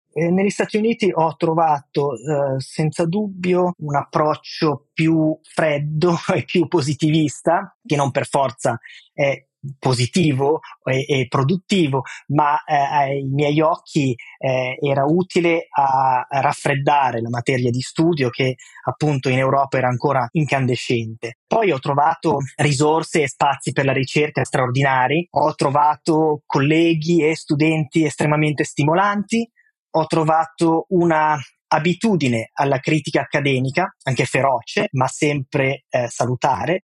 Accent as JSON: {"language": "Italian", "town": "Milan", "region": "Lombardy", "country": "Italy", "moved": "as an adult", "lives_now": "New York, United States", "said": "a Milano abbiamo una città"}